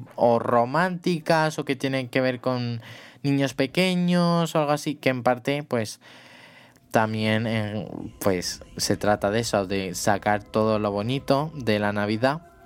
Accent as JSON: {"language": "Spanish", "country": "Spain", "said": "soy de España"}